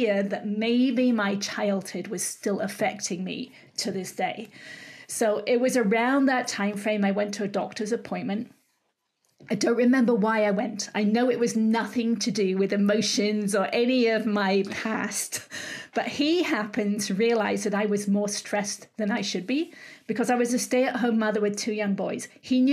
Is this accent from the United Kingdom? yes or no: yes; England, United Kingdom; moved away as an adult; now in California, United States; I'm from England originally. I live in California and have done for 30 odd years.